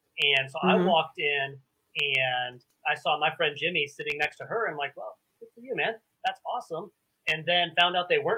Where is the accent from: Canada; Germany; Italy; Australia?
Germany; And I'm an Army brat. I grew up in the military. I grew up actually mostly in Germany.